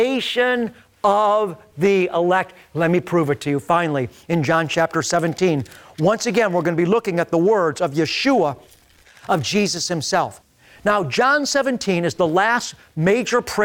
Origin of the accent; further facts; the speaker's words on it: Beachwood, Ohio, United States; growing up in Beechwood, Ohio